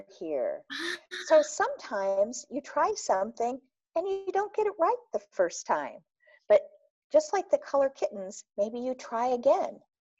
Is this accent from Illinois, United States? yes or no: yes; Peoria, Illinois, United States; accent: Chicago twang; moved away as an adult; also born or lived in Arlington Heights, Illinois / Champaign, Illinois; now in Minnesota, United States; I was born in Peoria, Illinois. Mm-hmm. And I spent most of my first 9 years there. And then we moved to Arlington Heights, which is a suburb of Chicago, which you may hear a Chicago twang in my voice